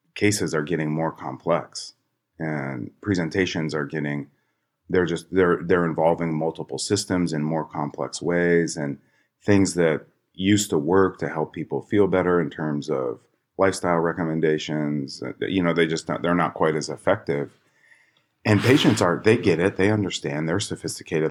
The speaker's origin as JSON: {"language": "English", "town": "Chicago", "region": "Illinois", "country": "United States", "tie": "born or raised there", "said": "And I grew up in Chicago"}